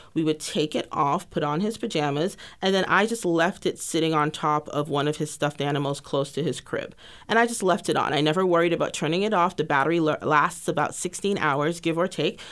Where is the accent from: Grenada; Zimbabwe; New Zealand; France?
Grenada; moved away as an adult; now in Texas, United States; originally from a tiny island in the Caribbean called Grenada. I moved to Texas almost eighteen years ago this August to pursue a bachelor's degree in biology